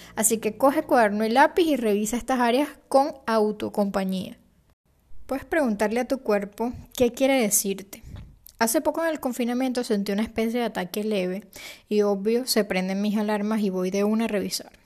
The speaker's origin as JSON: {"language": "Spanish", "country": "Venezuela"}